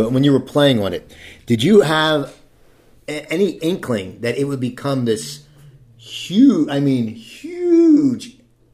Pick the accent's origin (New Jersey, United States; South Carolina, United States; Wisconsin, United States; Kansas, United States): New Jersey, United States; I am from New Jersey